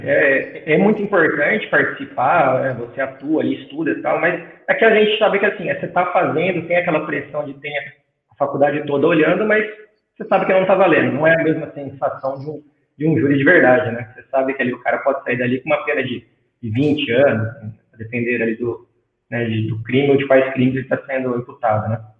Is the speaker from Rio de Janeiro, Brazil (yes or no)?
no; Artur Nogueira, São Paulo, Brazil; Eu sou de Arthur Nogueira, interior de São Paulo, também que é próximo a Campinas